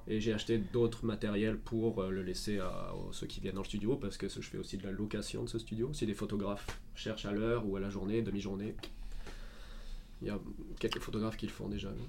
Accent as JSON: {"language": "French", "town": "Marseille", "region": "Provence-Alpes-Côte d'Azur", "country": "France", "moved": "yes", "said": "je suis de Marseille, donc du sud de la France"}